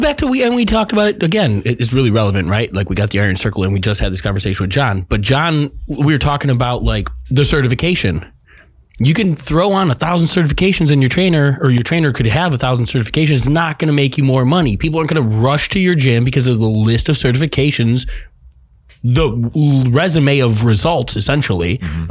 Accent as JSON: {"language": "English", "town": "Chicago", "region": "Illinois", "country": "United States", "tie": "born or raised there", "said": "I grew up in Chicago, the house music scene"}